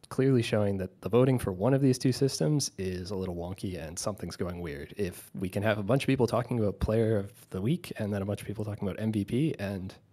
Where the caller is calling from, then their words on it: Halifax, Nova Scotia, Canada; I'm calling from Halifax, Nova Scotia.